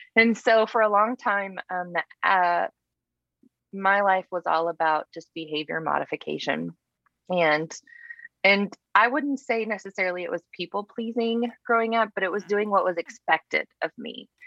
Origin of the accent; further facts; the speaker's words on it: Texas panhandle, United States; born and raised in texas you know texans we don't think there's much outside of texas